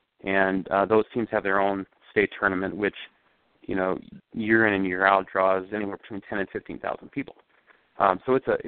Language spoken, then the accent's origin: English; Wisconsin, United States; now in Minnesota, United States; I came from Wisconsin, which has some amateur leagues, but it's not, it doesn't have the same level of organization that you find in Minnesota.